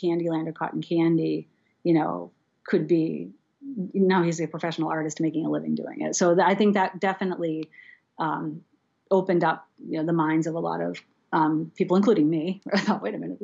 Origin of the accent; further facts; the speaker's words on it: Seacoast area, New Hampshire, United States; I grew up in the Seacoast area too